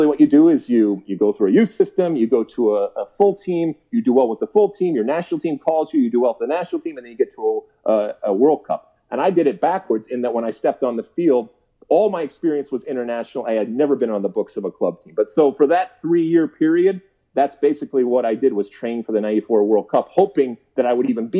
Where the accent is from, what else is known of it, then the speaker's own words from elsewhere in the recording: Detroit, Michigan, United States; moved away as an adult; also born or lived in New Brunswick, New Jersey; I grew up in Detroit, in the suburbs of Detroit